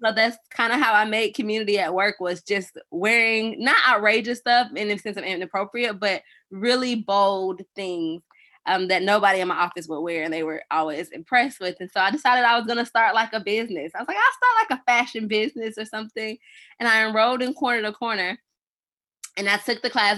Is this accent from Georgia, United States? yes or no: yes; Atlanta, Georgia, United States; now in Nashville, United States; I'm actually from Atlanta